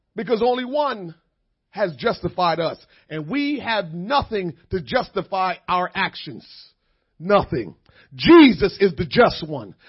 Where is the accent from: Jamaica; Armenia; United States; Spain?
Jamaica; moved away; a kid growing up in Jamaica